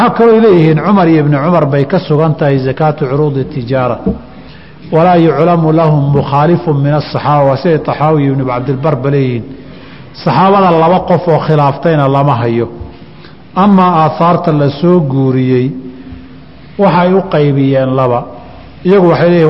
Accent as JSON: {"language": "Somali", "country": "Somalia", "said": "soomaali haddaan nahayo"}